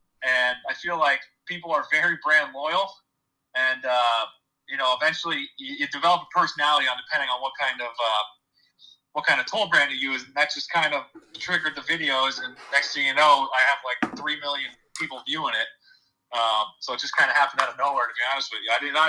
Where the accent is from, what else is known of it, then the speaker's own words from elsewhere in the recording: Pennsylvania, United States; So I'm 25 years old. I'm from Pennsylvania.